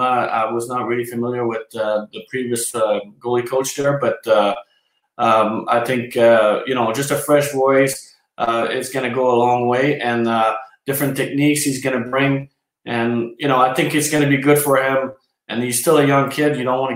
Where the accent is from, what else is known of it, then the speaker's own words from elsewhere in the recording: Canada; everything catch up with us as a Canadian.